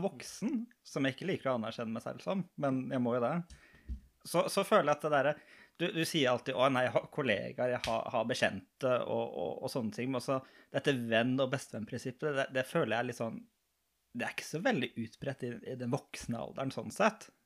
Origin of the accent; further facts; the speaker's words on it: Lørenskog, Akershus, Norway; moved away as an adult; now in Arendal, Norway; Jeg er fra Lørenskog